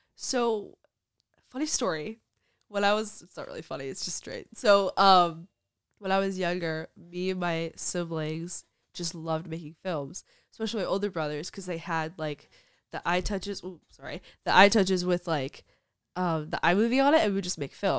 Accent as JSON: {"language": "English", "town": "Brooklyn", "region": "New York", "country": "United States", "said": "I'm from Brooklyn"}